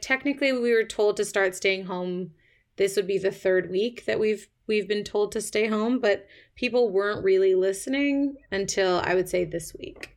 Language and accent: English; Toronto, Ontario, Canada; moved away as an adult; now in London, United Kingdom; I'm from Toronto originally. I've been living in the U K on and off for my whole twenties